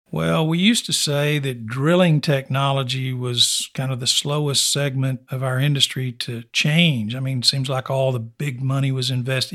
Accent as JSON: {"language": "English", "town": "Snyder", "region": "Texas", "country": "United States", "tie": "born or raised there", "said": "Born and raised in West Texas, for the most part, I was born ninety miles east of here in Snyder, also Oilfield Country."}